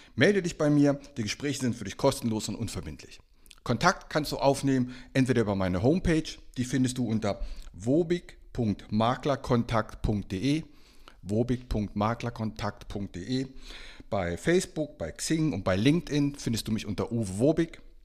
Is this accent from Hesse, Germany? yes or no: yes; Bad Homburg, Hesse, Germany; moved away; nach Bad Homburg, also meine alte Heimat, Hessen